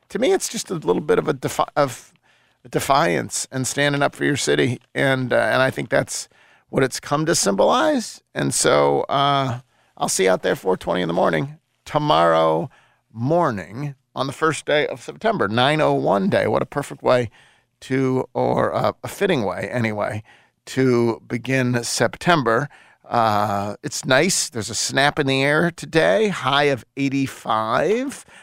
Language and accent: English; the South, United States; I'm from the South